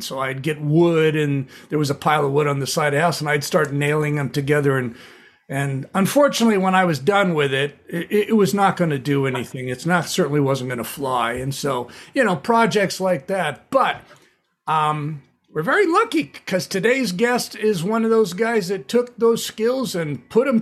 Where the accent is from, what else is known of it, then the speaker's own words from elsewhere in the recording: Southern California, United States; also born or lived in Ventura, California; a Southern California beach bum raised